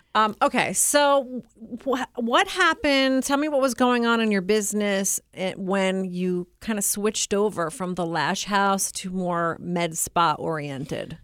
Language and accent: English; United States; as an American